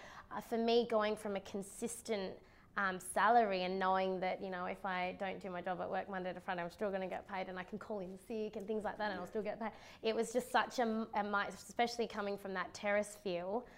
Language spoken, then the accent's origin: English; Perth, Western Australia, Australia; I grew up in and around Canning Vale